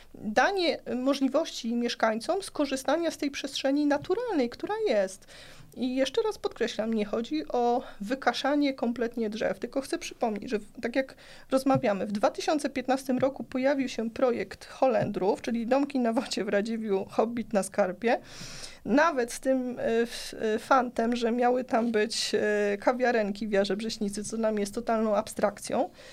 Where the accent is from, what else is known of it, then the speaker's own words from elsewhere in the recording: Płock, Masovian Voivodeship, Poland; u nas w Płocku